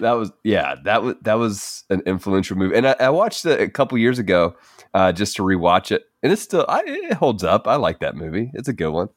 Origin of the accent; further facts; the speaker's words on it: United States; a basic white guy growing up in America